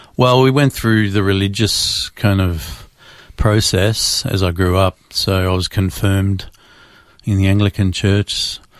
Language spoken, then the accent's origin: English; Melbourne, Victoria, Australia; Born and raised in Melbourne, Australia.